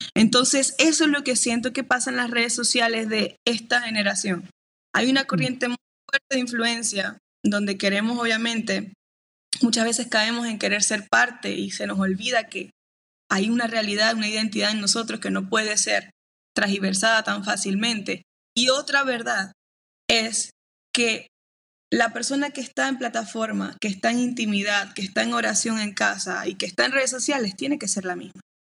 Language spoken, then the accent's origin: Spanish; Maracaibo, Zulia, Venezuela